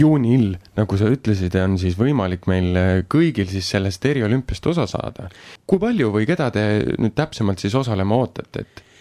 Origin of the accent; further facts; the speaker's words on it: Viljandi, Viljandi County, Estonia; olles ise põline viljandlane